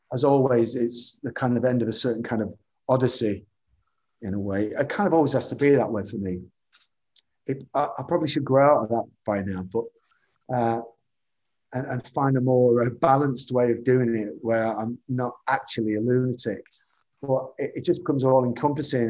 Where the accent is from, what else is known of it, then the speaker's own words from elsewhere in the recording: the Northwest, North West England, United Kingdom; as a child growing up in the Northwest, the TV uh, Granada logo was something that I watched, saw every day of my life